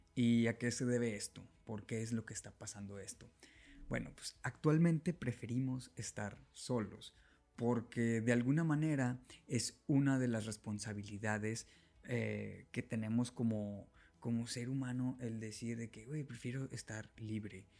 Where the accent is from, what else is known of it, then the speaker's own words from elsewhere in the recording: Monterrey, Nuevo León, Mexico; en Nuevo León, exactamente en Monterrey, lo que viene siendo de donde yo soy